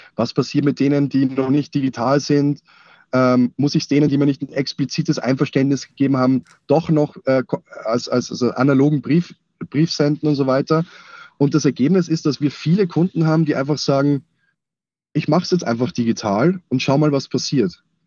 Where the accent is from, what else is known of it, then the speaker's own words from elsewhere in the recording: Austria; now in Munich, Germany; ich bin eigentlich Österreicher. Ähm, das heißt also, meine, meine Nähe zum F C Bayern ist eigentlich nur durch meinen Zuzug, äh, oder, ja, meinen Umzug nach, nach München gegeben.